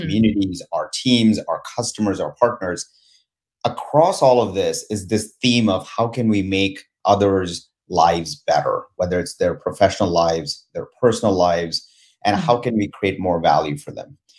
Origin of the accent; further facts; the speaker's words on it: India; moved away as an adult; now in United States; I was born and raised in India